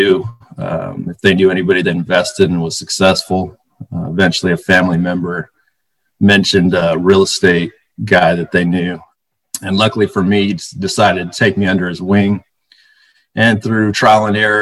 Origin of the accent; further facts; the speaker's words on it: Bay Area, California, United States; I was born in the Bay Area. I grew up in a middle-class household